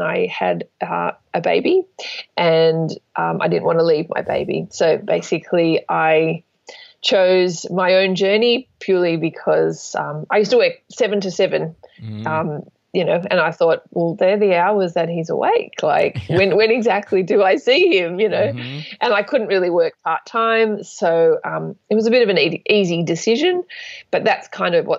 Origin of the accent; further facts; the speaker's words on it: Sydney, New South Wales, Australia; I'm from Sydney, Australia